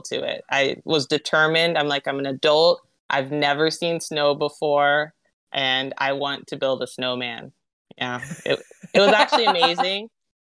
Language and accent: English; Southern California, United States; I was born and raised in SoCal